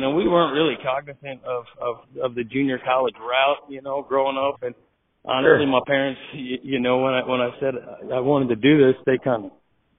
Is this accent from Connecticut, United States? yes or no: no; Woodbine, Maryland, United States; now in Stark County, Illinois, United States; I was born and raised. We were born and raised in Woodbine, Maryland. You know, kind of a diversified cattle operation.